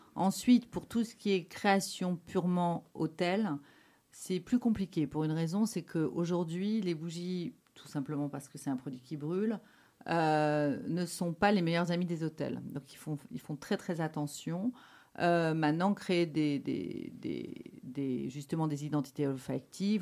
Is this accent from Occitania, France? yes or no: yes; Catalonia, Occitania, France; accent: French; moved away as an adult; now in Belgium; la Catalogne, parce que c'est là d'où je viens.